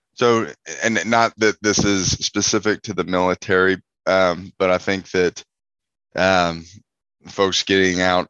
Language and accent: English; Houston, Texas, United States; I'm originally from Houston, Texas